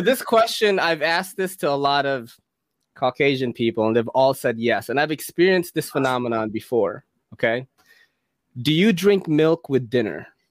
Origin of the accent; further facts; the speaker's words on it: Philippines; moved away; I come from a third world country. I was born in the Philippines